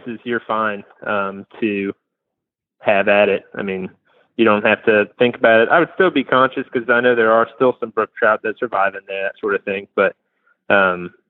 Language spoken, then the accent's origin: English; Waynesboro, Virginia, United States; now in Lynchburg, United States; I grew up in Waynesboro